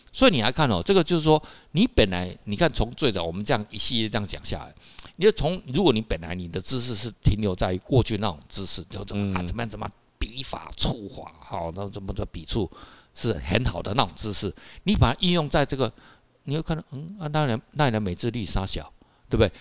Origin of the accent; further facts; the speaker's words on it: Taiwan; 其实我们台湾人也是很爱吃啊